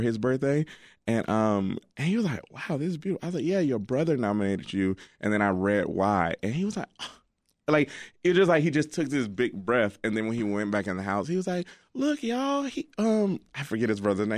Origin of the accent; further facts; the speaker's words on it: Alabama, United States; now in Chicago, United States; I'm from Alabama, and um, my dad and mom still live down there